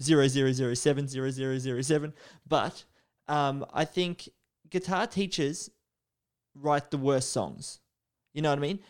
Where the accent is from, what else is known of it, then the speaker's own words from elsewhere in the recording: Australia; first language English; I'm a, a native English speaker, although some would argue that being Australian